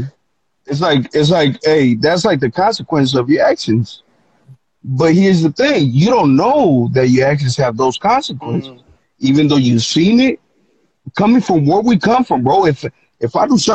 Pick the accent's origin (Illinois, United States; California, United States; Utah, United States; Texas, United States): California, United States; the Bay Area; also born or lived in Mexico; I'm from the Bay, bro.